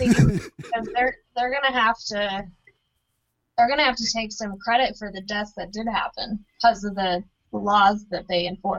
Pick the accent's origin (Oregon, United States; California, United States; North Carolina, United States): North Carolina, United States; also born or lived in Washington State; now in New York, United States; I'm from North Carolina.